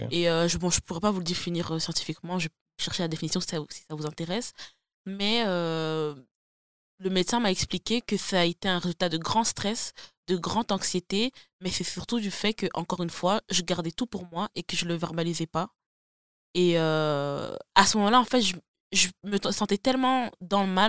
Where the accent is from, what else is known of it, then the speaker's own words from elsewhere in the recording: DR Congo; parce que je suis congolaise, et parce que la santé mentale chez moi, j'ai grandi comme ça, je dois garder ça comme c'est.